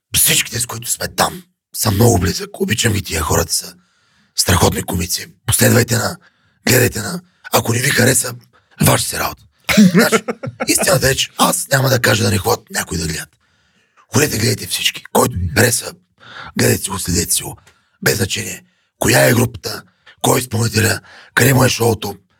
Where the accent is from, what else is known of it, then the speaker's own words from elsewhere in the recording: Yambol, Yambol Province, Bulgaria; now in Sofia, Bulgaria; аз съм от Ямбол, гордея се, че съм от там